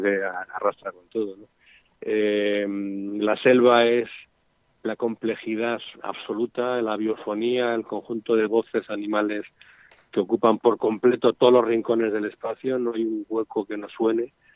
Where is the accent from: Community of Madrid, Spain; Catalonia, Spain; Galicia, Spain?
Community of Madrid, Spain; Madrid; now in Segovia, Spain; Yo era un niño urbano, yo soy de Madrid, aunque vivo en Segovia, ¿no? Pero yo era un niño urbano de una barriada de Madrid